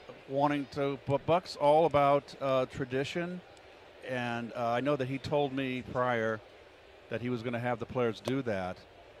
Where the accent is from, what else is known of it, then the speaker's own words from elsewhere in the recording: St. Louis, Missouri, United States; And to be honest with you, I came from St. Louis, where there was just the Globe Democrat and the Post-Dispatch, the morning and afternoon paper